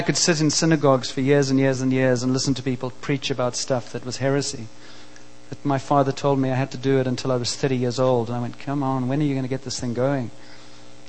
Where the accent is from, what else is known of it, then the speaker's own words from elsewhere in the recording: South Africa; I grew up in South Africa and grew up in a country that was very oppressed at the time